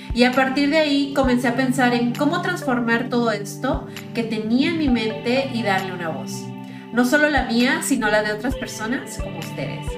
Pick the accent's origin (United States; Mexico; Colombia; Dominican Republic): Mexico; soy mexicana